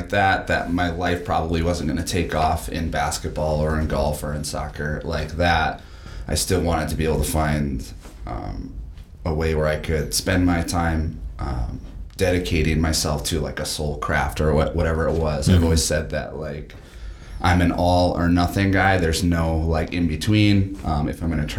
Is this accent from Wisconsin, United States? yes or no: yes; Waupaca, Wisconsin, United States; I grew up in Waupaca, Wisconsin